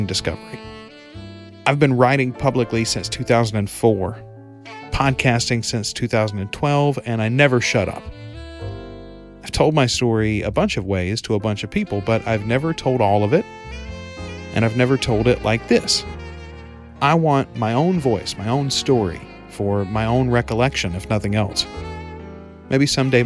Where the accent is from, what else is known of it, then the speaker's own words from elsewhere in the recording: Morehouse Parish, Louisiana, United States; I was born in Morehouse Parish General Hospital on the morning of September 21st, 1981